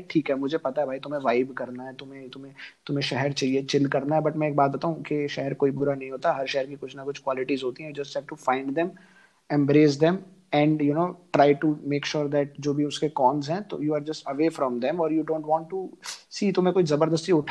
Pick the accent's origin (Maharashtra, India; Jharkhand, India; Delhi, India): Delhi, India; मैं दिल्ली से हूँ वो यूनियन टेरिटरी है वहाँ पे दारू आती है सस्ती